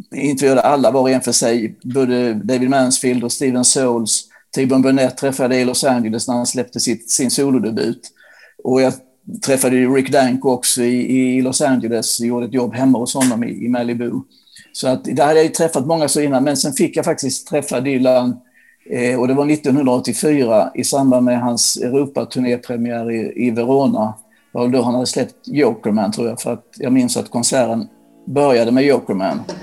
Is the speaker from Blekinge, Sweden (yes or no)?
yes; Ronneby, Blekinge, Sweden; där jag bodde då, där jag växte upp i Ronneby